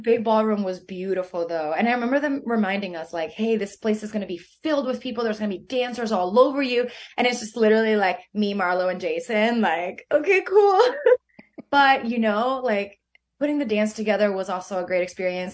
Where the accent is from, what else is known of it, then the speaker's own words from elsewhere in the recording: Venezuela; moved away; where I grew up in Venezuela